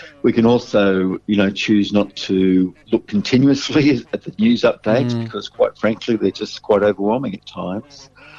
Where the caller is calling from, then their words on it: Sydney, New South Wales, Australia; I'm calling from Sydney